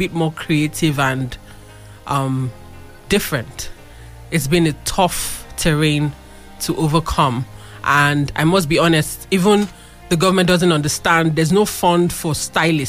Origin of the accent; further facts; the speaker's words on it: Abeokuta, Ogun State, Nigeria; we are from Abeokuta